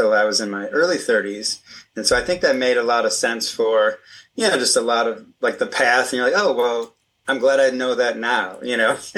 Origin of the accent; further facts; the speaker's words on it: Aurora, Illinois, United States; also born or lived in Elburn, Illinois; I grew up in Aurora, Illinois